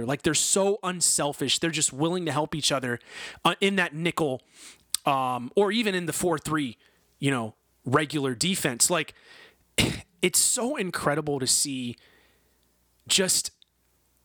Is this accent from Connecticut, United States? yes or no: no; Kenmore, New York, United States; I'm from Buffalo. I'm from Kenmore